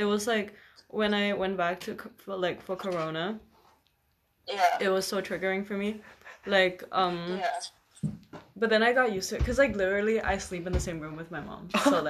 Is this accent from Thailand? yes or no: yes; Khon Kaen, Thailand; also born or lived in Bangkok; Khon Kaen is my hometown.